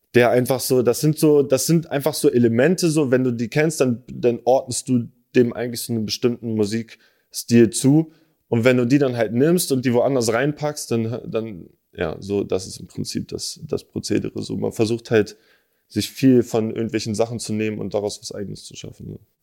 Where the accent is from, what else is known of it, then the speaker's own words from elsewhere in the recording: Berlin, Germany; ich bin in Moabit geboren, dann haben wir in so einer, in so einer alten Ami-Siedlung gewohnt, Digga, in Dahlem.